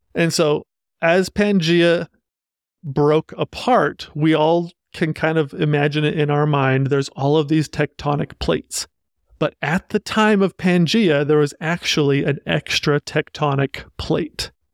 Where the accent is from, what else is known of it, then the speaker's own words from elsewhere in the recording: Utah, United States; So coming from Utah, I'm from Utah